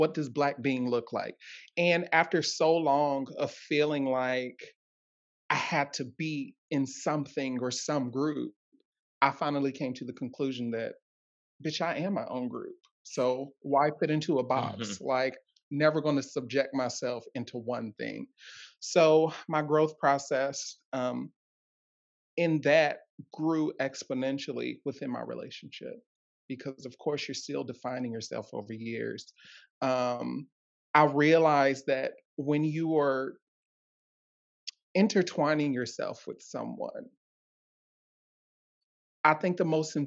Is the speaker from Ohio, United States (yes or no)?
yes; Ohio, United States; I'm from Ohio